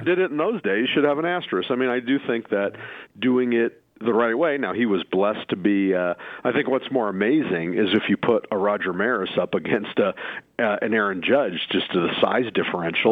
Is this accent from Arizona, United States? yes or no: yes; Phoenix, Arizona, United States; I grew up in Phoenix